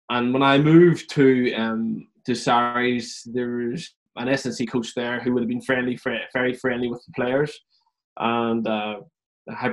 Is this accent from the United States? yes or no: no; Ireland; growing up in Ireland, the European Cup's everything.